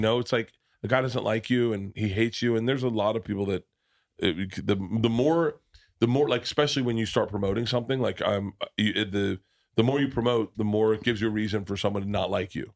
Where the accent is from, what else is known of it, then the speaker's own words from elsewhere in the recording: the South, United States; moved away; also born or lived in New York; growing up in the South